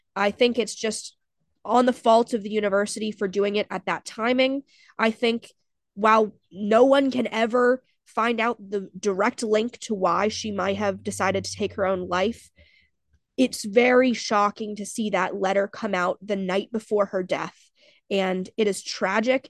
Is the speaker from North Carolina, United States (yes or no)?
yes; NC State, North Carolina, United States; my hometown team, the N C State Wolfpack